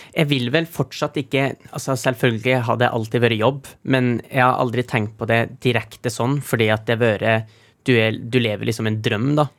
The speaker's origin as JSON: {"language": "Norwegian", "town": "Trofors", "region": "Nordland", "country": "Norway", "said": "vi hjemme på Trofors"}